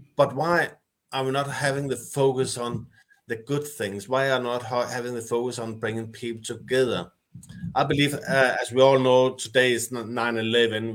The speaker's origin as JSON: {"language": "English", "country": "Denmark", "said": "I'm from Denmark."}